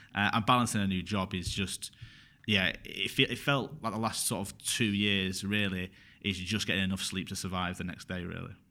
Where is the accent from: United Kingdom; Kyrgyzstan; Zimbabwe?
United Kingdom; Bury, North West England; also born or lived in Glasgow; I'm from Berry, in Manchester